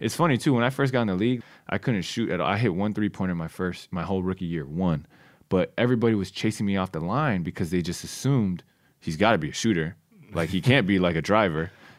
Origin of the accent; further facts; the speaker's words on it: California, United States; And I was like, yep, I'm going back home. I'm playing for the Warriors. Yeah. It's my hometown team.